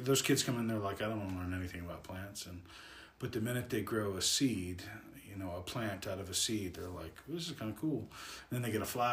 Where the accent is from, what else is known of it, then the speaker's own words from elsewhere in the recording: Las Vegas, Nevada, United States; I was born and raised in Vegas. I have a love for the state of Nevada